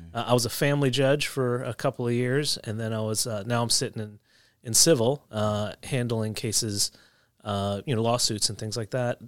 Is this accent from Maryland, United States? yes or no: no; outside Philadelphia, New Jersey, United States; moved away as an adult; also born or lived in Ohio; I was raised in New Jersey, just right outside of Philly.